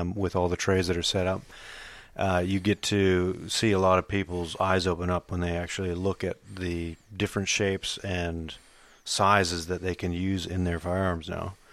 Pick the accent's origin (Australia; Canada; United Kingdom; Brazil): Australia; accent: American; also born or lived in United States; I've been here thirty years, so I've grown up as an Australian, um, moved out here when I was eight years old